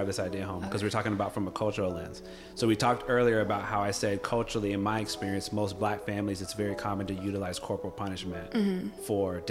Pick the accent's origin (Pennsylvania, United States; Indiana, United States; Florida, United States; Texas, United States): Florida, United States; Gainesville; when I was growing up, so I'm from Gainesville, Florida